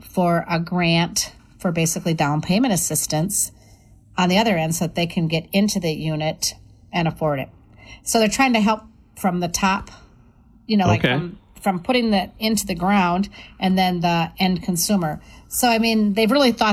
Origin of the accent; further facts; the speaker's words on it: Wabasha, Minnesota, United States; I'm the chair of the housing committee over in Wabasha, my hometown.